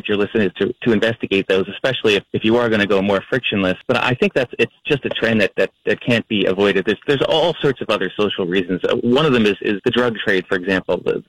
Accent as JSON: {"language": "English", "town": "New York City", "region": "New York", "country": "United States", "said": "I'm from New York City"}